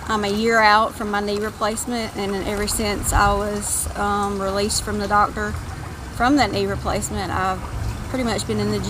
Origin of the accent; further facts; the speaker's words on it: Tifton, Georgia, United States; I'm from Tifton.